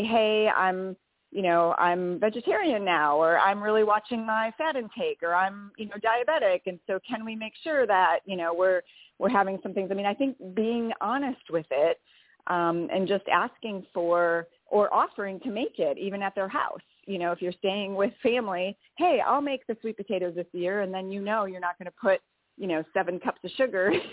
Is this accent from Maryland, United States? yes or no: no; Wisconsin, United States; accent: Wisconsin; moved away; I'm from Wisconsin